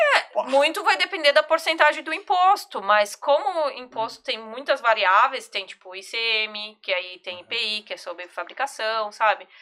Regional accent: São Paulo, Brazil; eu sou de São Paulo, e eu jogava lá na Devira

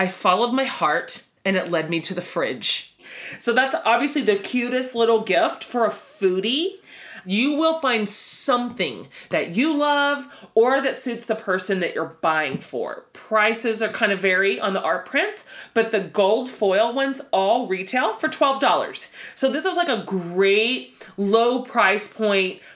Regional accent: Texas, United States; us Texans

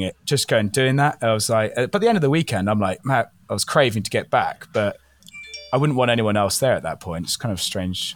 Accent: Wales, United Kingdom; also born or lived in England; now in Vancouver Island, Canada; growing up in Wales was amazing.

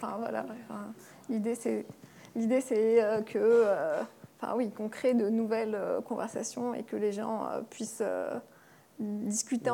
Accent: Algeria; now in France; algérienne, je suis née en Algérie et toute ma famille est en Algérie

